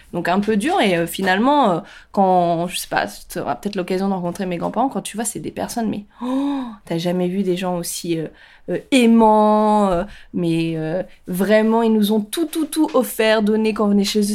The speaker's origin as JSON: {"language": "French", "country": "France", "said": "je suis française. Ok, ma grand-mère est viette, mais mes grands-parents sont asiatiques"}